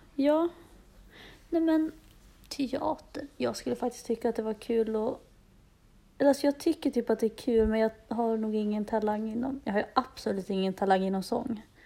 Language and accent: Swedish; Dalarna County, Sweden; moved away as an adult; now in Stockholm, Sweden; Jag kom nyss tillbaka till Stockholm. Jag har varit hemma i Dalarna ett tag